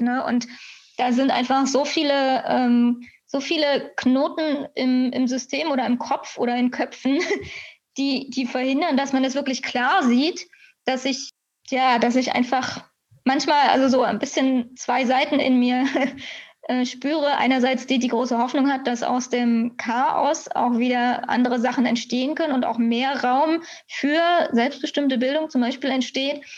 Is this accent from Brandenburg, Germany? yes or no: yes; Cottbus, Brandenburg, Germany; now in Berlin, Germany; ich bin in Cottbus geboren